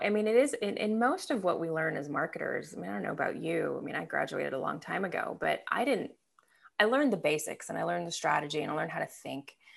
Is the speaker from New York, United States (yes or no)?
no; Michigan, United States; also born or lived in Belgium / Scotland / Milwaukee; I grew up in Michigan, uh, so this is where my love of the Detroit Lions comes from. Uh, grew up in Michigan, I went to grade school there, high, high school there